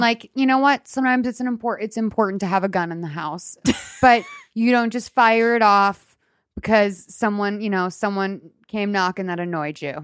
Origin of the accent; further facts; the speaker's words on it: Boston, Massachusetts, United States; I'm from Boston